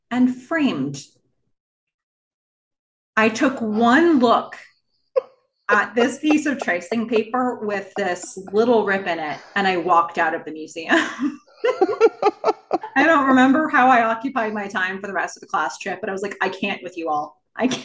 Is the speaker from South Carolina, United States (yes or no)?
no; Nassau County, Long Island, New York, United States; I grew up on Long Island, and I was on the west part of like Nassau County, the west part of Long Island